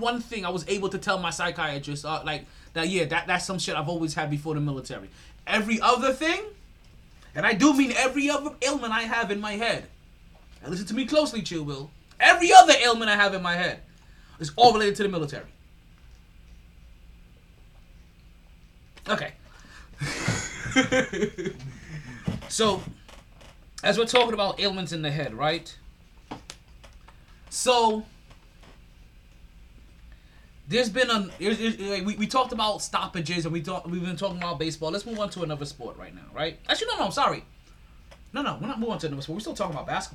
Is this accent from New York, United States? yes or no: yes; New York, United States; now in South Florida, United States; I'm from New York.